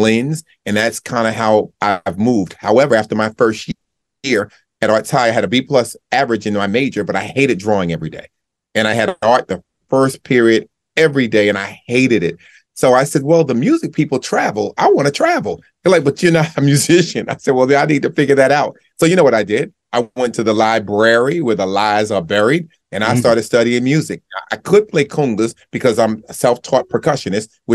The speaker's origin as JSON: {"language": "English", "town": "Newark", "region": "New Jersey", "country": "United States", "tie": "born or raised there", "said": "My upbringing, I grew up in Newark, New Jersey"}